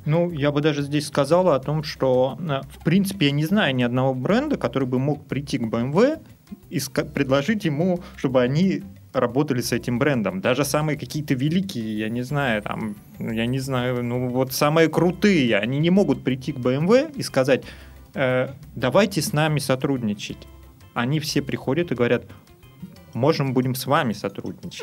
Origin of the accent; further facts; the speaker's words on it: Russia; also born or lived in Saint Petersburg; Мы просто люди из России